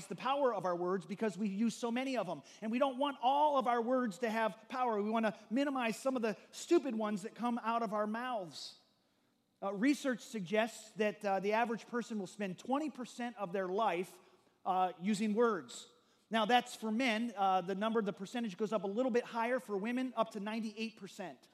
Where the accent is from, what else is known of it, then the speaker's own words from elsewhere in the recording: Grand Haven, Michigan, United States; grew up on Lake Michigan. My dad had a 30-foot sailboat, and we used to race that across Lake Michigan from where we lived in the Grand Haven area